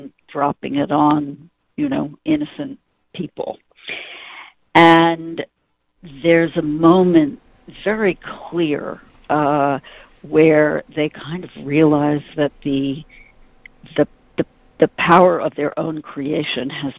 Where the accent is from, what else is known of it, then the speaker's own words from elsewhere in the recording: New York, United States; I'm a New Yorker.